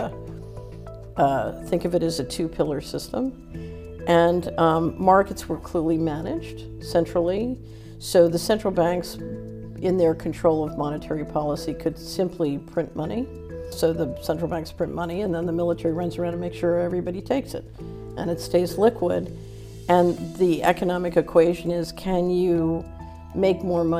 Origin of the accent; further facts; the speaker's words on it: Philadelphia, Pennsylvania, United States; moved away; also born or lived in Washington; I grew up in Philadelphia.